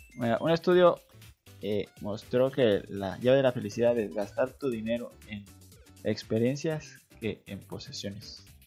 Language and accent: Spanish; Mexico; soy de México